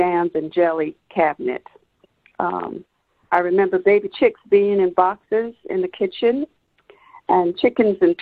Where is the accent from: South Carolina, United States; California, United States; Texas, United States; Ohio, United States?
South Carolina, United States; Allendale; I was born and raised here in Allendale, South Carolina